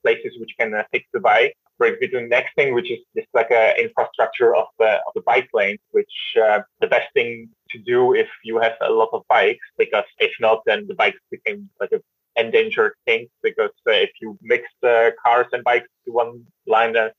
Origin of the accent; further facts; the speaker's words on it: Czechia; moved away; I'm originally from Czech Republic, where also like everybody knows how to cycle and never had actually any lessons besides that my mother took me to the traffic playground